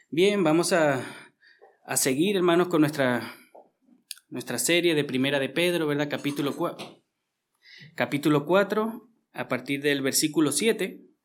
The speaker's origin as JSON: {"language": "Spanish", "country": "Venezuela", "also_born_or_lived": "Austria", "moved": "yes", "lives_now": "Vienna, Austria", "said": "yo que vengo de Venezuela"}